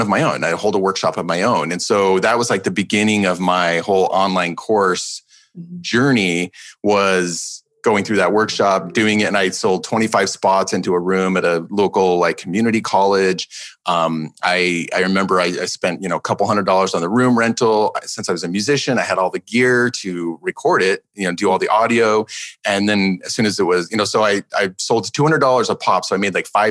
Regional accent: Alaska, United States; also born or lived in Manhattan, New York; now in Brooklyn, United States; I was actually grew up in Alaska

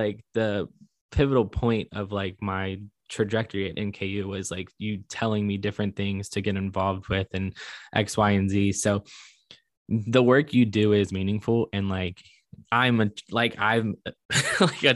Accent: Northern Kentucky, United States; we grew up in Northern Kentucky

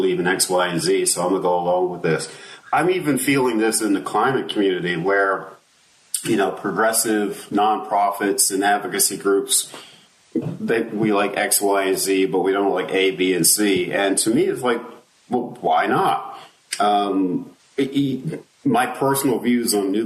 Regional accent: Maryland, United States; I grew up in Maryland

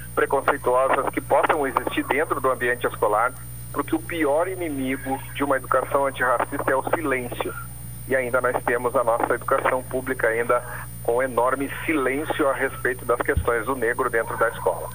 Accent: Paraná, Brazil; moved away; principalmente lá na minha terra, eu sou paranaense, falava-se muito do criado mudo

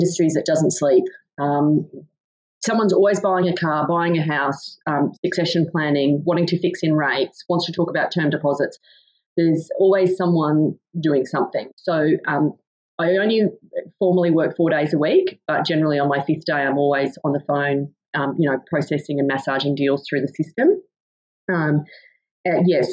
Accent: Goondiwindi, Queensland, Australia; now in Emerald, Australia; I am originally from Gundawindi in southwest Queensland

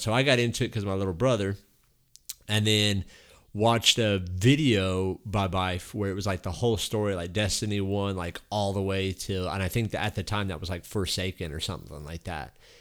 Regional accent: Texas, United States; I grew up like here in Texas

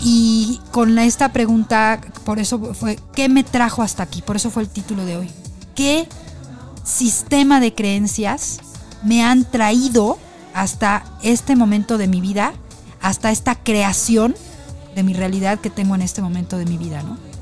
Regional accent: Mexico; como somos nosotros los mexicanos

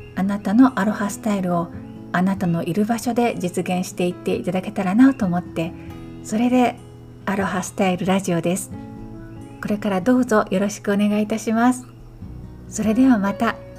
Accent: Kyoto, Japan; moved away as an adult; now in Hawaii Island, United States; 私は京都生まれの京都育ちなんですね。

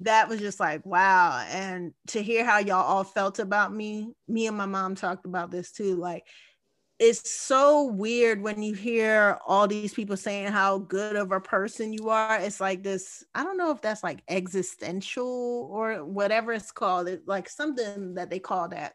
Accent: United States; I am American at the end of the day. This is where I was born.

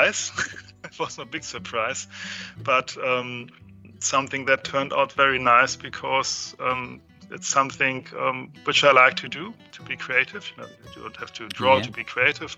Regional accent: Hamburg, Germany; from Hamburg. Actually, I grew up in a small village at the outskirts of Hamburg

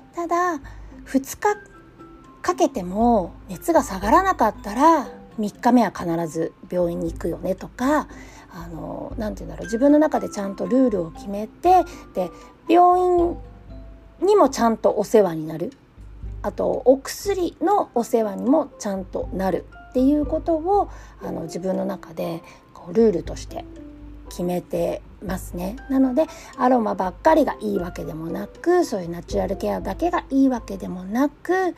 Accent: Japan; moved away as an adult; also born or lived in Southern California; now in California, United States; 日本で教育を受けてきた

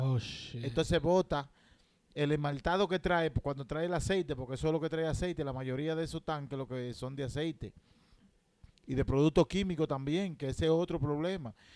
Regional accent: Santo Domingo, Distrito Nacional, Dominican Republic; yo nací en la maternidad de la Alta Gracia, segundo piso, en el año 1983

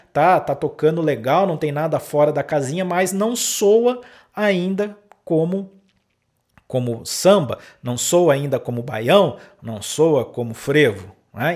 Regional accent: interior of São Paulo, Brazil; moved away as an adult; also born or lived in Pelotas, Rio Grande do Sul; Eu sou do interior de São Paulo e fui para o Rio Grande do Sul é, trabalhar lá né, na, na Universidade Federal de Pelotas como músico

